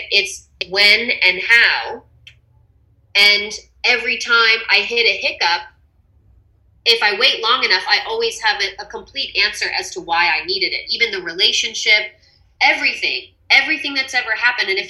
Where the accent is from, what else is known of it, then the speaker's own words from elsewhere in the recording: Texas, United States; Uh, it does remind me of being home.